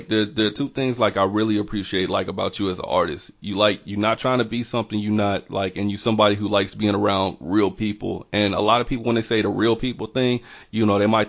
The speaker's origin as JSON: {"language": "English", "town": "Montgomery", "region": "Alabama", "country": "United States", "said": "I'm actually from Montgomery"}